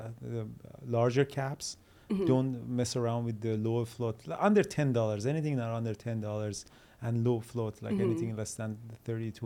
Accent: Iran; moved away; we're from Iran. In Iran, they always push you toward the school.

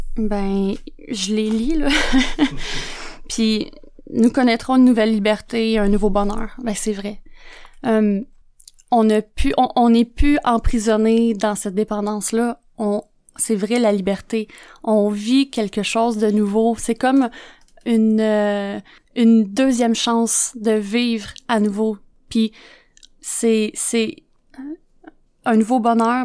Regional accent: Joliette, Quebec, Canada; je viens de Joliette, hein, fait que l'anglais, euh, ça faisait pas partie de mon vocabulaire

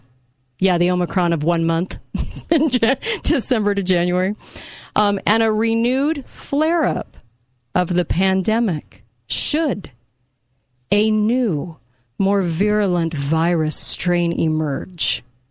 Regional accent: California, United States; moved away; In California. I know. I hate telling people that because they think I'm this Californian that has moved to my state.

